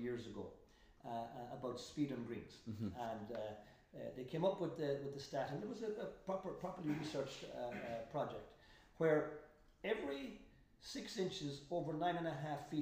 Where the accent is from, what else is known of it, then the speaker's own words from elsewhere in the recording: Roscommon, Connacht, Ireland; also born or lived in Dublin; I'm from Roscommon, in case any of you guys don't hear that lovely accent that's still there. And my dad was the greenkeeper of our 9-hole course.